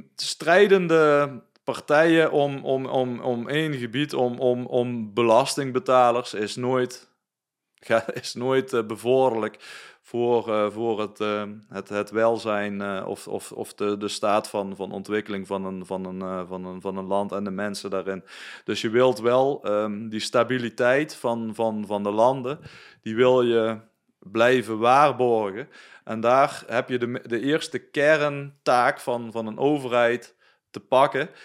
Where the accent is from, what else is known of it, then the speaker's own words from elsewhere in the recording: Netherlands; wij als Nederlanders